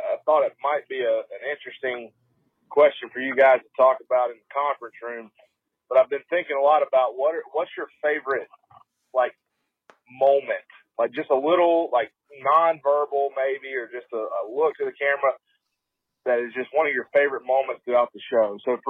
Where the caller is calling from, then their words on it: Trussville, Alabama, United States; I'm calling from Trussville, Alabama. It's right outside of Birmingham.